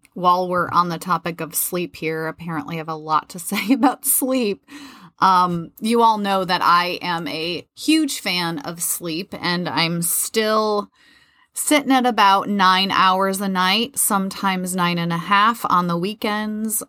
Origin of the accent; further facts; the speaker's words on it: Midwest, United States; moved away; also born or lived in Florida; I grew up in the Midwest